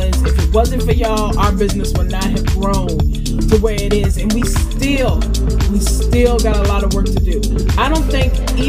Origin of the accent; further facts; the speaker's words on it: Farmville, Virginia, United States; my hometown of Farmville, Virginia.